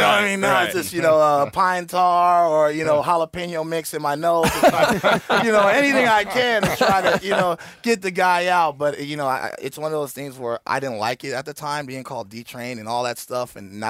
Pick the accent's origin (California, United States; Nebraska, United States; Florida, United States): California, United States; Oakland; The town, I'm from Oakland.